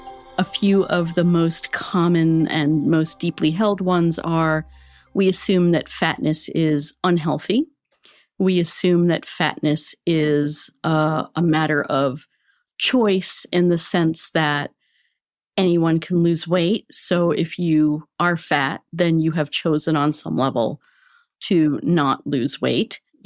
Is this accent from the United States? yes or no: yes; United States; First of all, being an American woman, I think, and I grew up in the 60s, thinness was great.